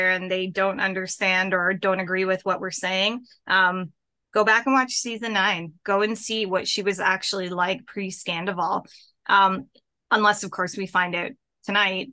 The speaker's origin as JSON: {"language": "English", "country": "Canada", "said": "I'm Canadian"}